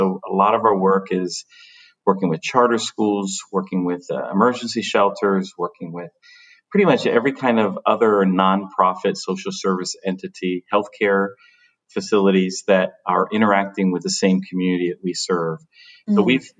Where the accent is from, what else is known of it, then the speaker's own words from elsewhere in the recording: Dominican Republic; also born or lived in Paterson; I was born in Paterson, New Jersey. Mm-hmm. But I think that the reason that part of the story is so important is because when I was a child, we moved back to the Dominican Republic.